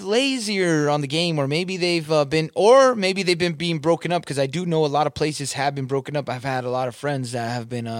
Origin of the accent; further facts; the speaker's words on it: Southern California, United States; moved away; I'm from Southern California